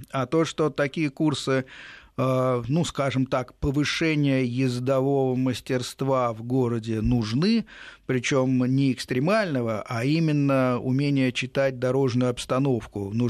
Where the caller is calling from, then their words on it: Novosibirsk, Novosibirsk Oblast, Russia; Вас беспокоит далекий солнечный снежный город Новосибирск.